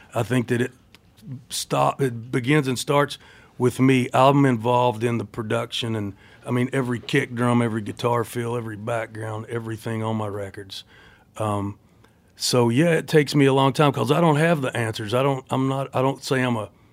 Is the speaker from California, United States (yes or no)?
no; Cumberland Gap, Tennessee, United States; also born or lived in Knoxville, Tennessee; now in Nashville, United States; I was born in Knoxville, Tennessee. I grew up in a town called Cumberland Gap, population 400 or something. Uh, and then I live in Nashville.